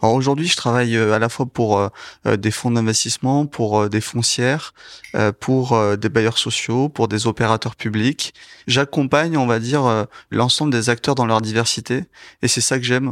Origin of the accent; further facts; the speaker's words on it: Toulouse, Occitania, France; je suis toulousain